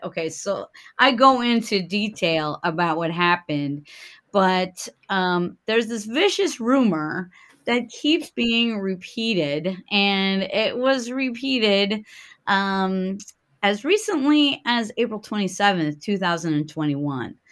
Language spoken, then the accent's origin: English; Milwaukee, Wisconsin, United States; in Milwaukee, Wisconsin, in my hometown